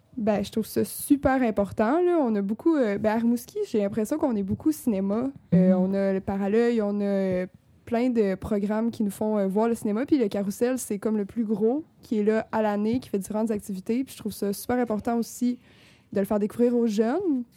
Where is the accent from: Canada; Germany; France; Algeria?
Canada; Rimouski, Quebec; je viens de Rimouski